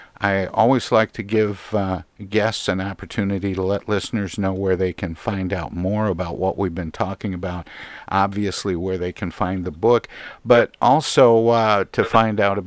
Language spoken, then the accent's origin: English; Midwest, United States; being a Midwesterner